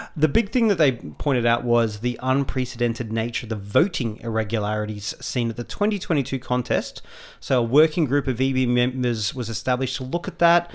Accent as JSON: {"language": "English", "country": "Australia", "said": "we're Australian"}